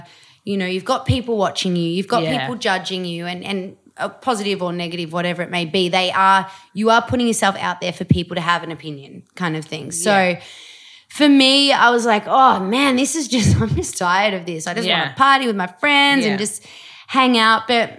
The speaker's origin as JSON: {"language": "English", "country": "Australia", "said": "I'm pretty Australian too. I'm like, yeah, how you going?"}